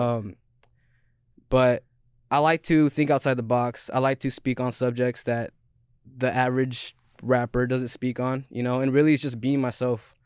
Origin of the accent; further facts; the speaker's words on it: Skagit County, Washington, United States; I'm not from Seattle. I'm from Skagit County